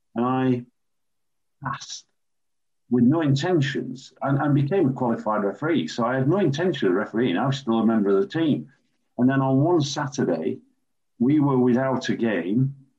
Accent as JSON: {"language": "English", "town": "Sheffield", "region": "Yorkshire and the Humber", "country": "United Kingdom", "tie": "born or raised there", "said": "as a youngster growing up in Sheffield, city where I was born and still live"}